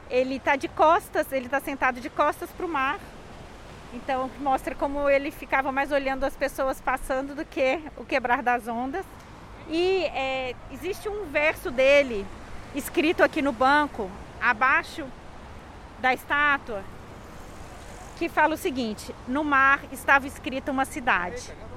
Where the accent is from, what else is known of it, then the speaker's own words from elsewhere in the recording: Belo Horizonte, Minas Gerais, Brazil; moved away as an adult; now in Rio de Janeiro, Brazil; eu sou de Belo Horizonte, moro no Rio de Janeiro há sete anos